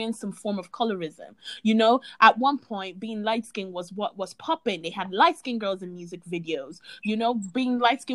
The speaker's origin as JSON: {"language": "English", "country": "Ireland", "tie": "born or raised there", "said": "growing up in Ireland around white people"}